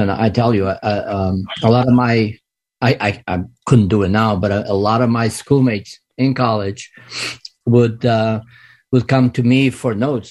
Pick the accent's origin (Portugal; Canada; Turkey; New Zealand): Portugal; English is a second language; moved away as an adult; now in United States; growing up in Portugal and actually going in, being in college in Portugal